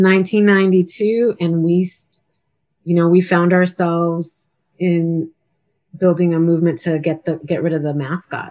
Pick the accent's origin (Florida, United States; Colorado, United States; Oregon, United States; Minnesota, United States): Colorado, United States; Denver; all my white friends who I grew up with as we grew up in Wash Park